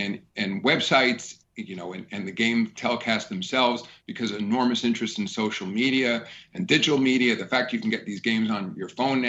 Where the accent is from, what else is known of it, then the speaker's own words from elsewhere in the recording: New York, United States; Obviously, you know, as a New Yorker, It's fun for me to see the Knicks and Nets competing here in town.